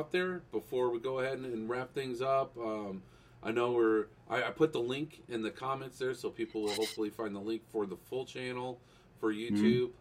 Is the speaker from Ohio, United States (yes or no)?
yes; Cleveland, Ohio, United States; I'm from Cleveland. I don't know. I grew up in Cleveland in the 90s